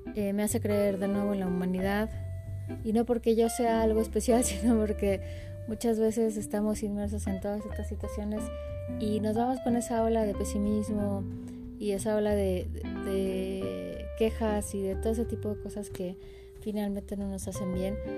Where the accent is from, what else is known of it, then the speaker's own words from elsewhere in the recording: Mexico; soy mexicana